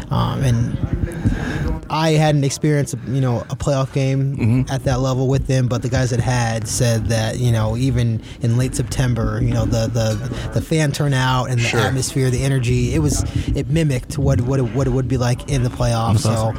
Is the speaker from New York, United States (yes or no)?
no; San Diego, California, United States; I'm actually from San Diego.